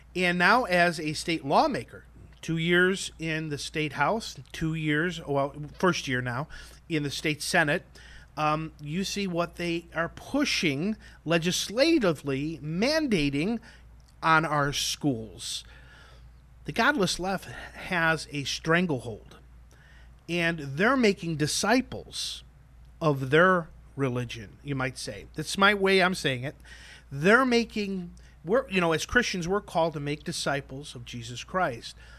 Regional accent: Chicago, Illinois, United States; I grew up in Chicago

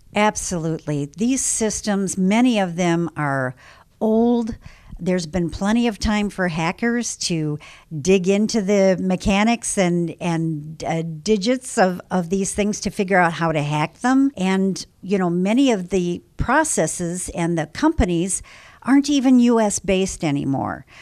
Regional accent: Illinois, United States; I'm from Illinois

